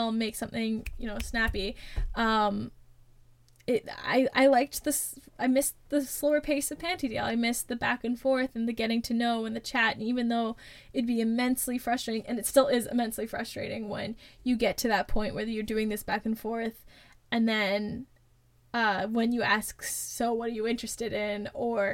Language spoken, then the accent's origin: English; Canada; as a Canadian